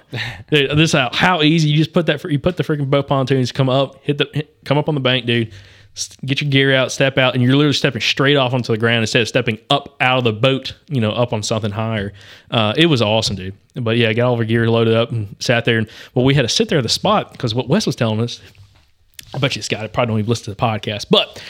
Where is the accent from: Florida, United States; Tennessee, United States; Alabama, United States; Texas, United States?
Alabama, United States; And we grew up on Lake Martin down in southeastern Alabama or eastern Alabama. Growing up, and my grandparents always had pontoon boats.